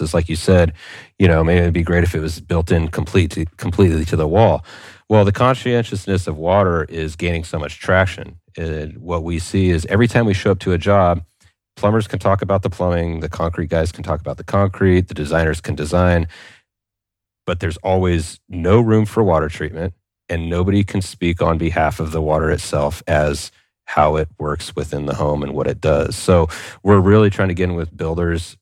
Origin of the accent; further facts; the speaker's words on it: California, United States; I'm a guy from California